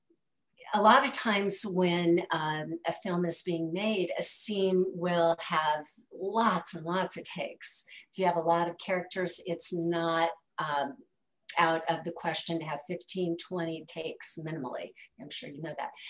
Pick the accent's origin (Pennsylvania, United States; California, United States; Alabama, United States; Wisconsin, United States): Wisconsin, United States; Milwaukee; we had two of us who were original Milwaukeeans